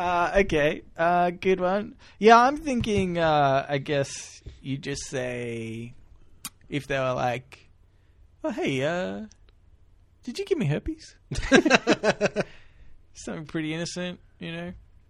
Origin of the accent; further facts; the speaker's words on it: Melbourne, Victoria, Australia; also born or lived in Hawthorn / Glen Iris; I lived in Ferntree Gully.